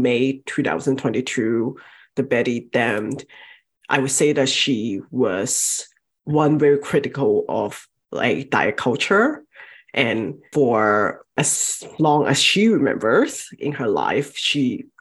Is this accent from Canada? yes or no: no; southern China, China; moved away; Growing up, I'm from Southern China, and especially from that part of China